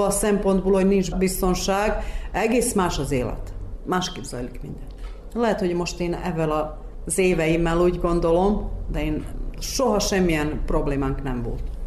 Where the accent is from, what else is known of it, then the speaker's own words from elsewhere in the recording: Udvarszállás, Vojvodina, Serbia; now in Vršac, Serbia; Udvarszállási születésű vagyok, de már 40, majd 42 éve itt élek Versecen